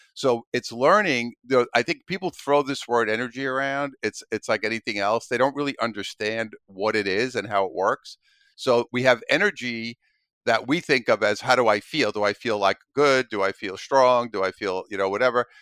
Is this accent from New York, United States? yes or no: yes; New York City, New York, United States; I'm originally from Brooklyn, New York, grew up there as a kid